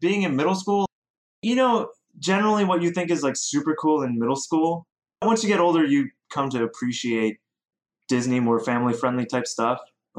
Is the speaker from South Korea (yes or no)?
yes; South Korea; also born or lived in Ohio / Oregon; now in United States; I'm from all over the place. I grew up in Korea. I went to school in Rhode Island. I worked in Boston. I grew up in Oregon as well.